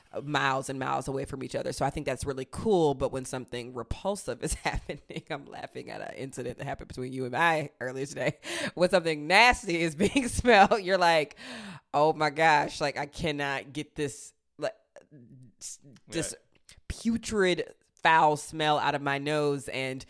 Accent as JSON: {"language": "English", "region": "Southern United States", "country": "United States", "said": "as a Southerner, I really love any of the, like, turn of phrases"}